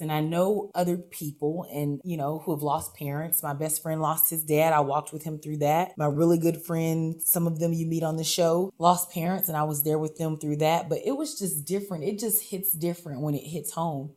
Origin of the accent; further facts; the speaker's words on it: Sacramento, California, United States; also born or lived in Chico; I grew up in Del Paso Heights